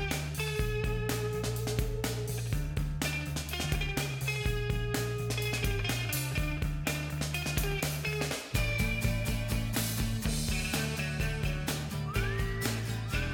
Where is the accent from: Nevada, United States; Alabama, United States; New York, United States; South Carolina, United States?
South Carolina, United States; we are from South Carolina